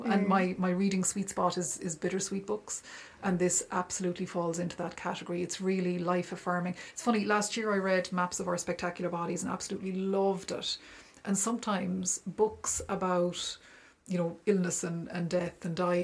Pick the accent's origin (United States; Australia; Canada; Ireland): Ireland; as Irish people